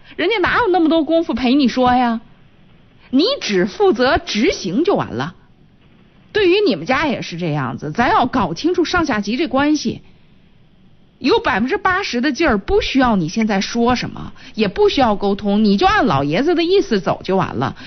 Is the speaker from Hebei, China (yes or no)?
yes; Qinhuangdao, Hebei, China; moved away as an adult; now in Shijiazhuang, China; 我们这个从秦皇岛嫁到石家庄